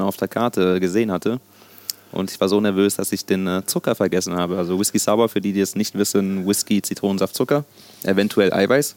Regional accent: Germany; first language Sicilian; also born or lived in Sicily, Italy; dass ich äh, mein ganzes Leben in Deutschland äh, verbracht habe und hier aufgewachsen bin, natürlich auch irgendwo Deutsch

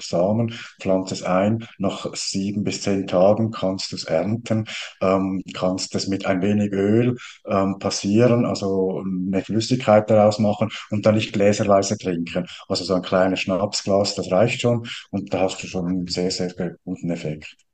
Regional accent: Switzerland; als Schweizer

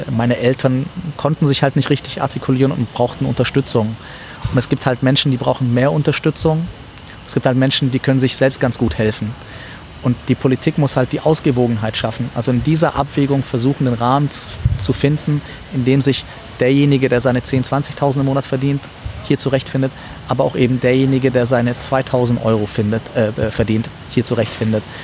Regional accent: Ulm, Baden-Württemberg, Germany; moved away as an adult; also born or lived in Syria; now in Frankfurt, Germany; Ich bin in Ulm aufgewachsen

